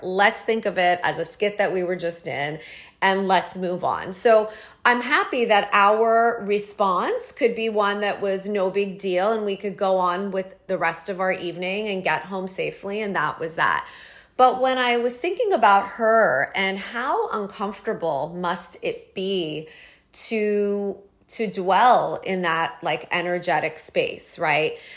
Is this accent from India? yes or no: no; Toronto, Ontario, Canada; moved away as an adult; now in New York, United States; I'm from Toronto. I grew up there, got married, and left when I was twenty-four